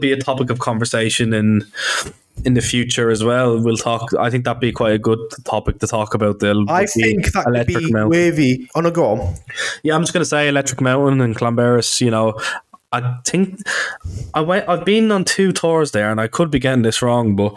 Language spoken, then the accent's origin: English; Ireland; now in Bangor, United Kingdom; I'm actually Irish